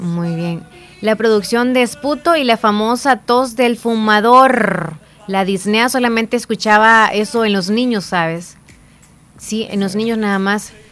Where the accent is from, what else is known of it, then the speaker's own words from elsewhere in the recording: El Salvador; El Salvador si es nuestro país y ni modo y somos y siempre seguiremos siendo salvadoreños